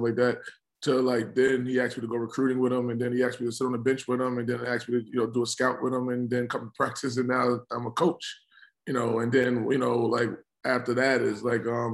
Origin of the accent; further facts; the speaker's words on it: New York City, New York, United States; now in Norfolk, United States; I grew up in, you know, South Jamaica, Queens